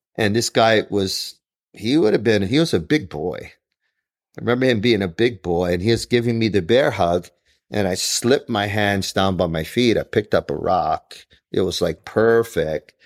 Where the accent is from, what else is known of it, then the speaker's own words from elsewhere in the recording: Honolulu, Hawaii, United States; I grew up in Kalihi